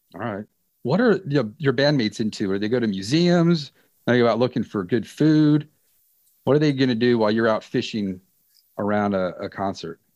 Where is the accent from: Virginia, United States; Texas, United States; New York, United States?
Virginia, United States; Reston; in Northern Virginia, where I grew up in Reston